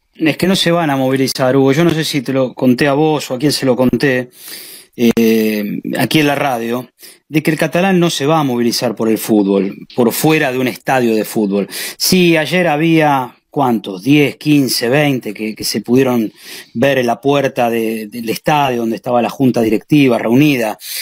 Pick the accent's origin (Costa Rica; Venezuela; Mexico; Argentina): Argentina; now in Spain; como argentinos